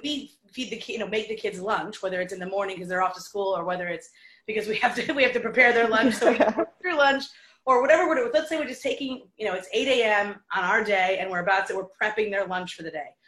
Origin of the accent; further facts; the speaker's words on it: New York, United States; also born or lived in Detroit; as a New Yorker